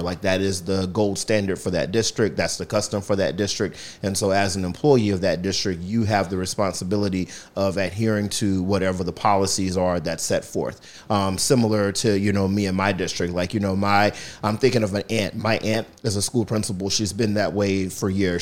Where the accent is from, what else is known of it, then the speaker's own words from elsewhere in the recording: southeastern North Carolina, United States; moved away as an adult; also born or lived in Charlotte, North Carolina; now in Philadelphia, United States; So, I'm from North Carolina. I was born and raised in the southeastern part of the state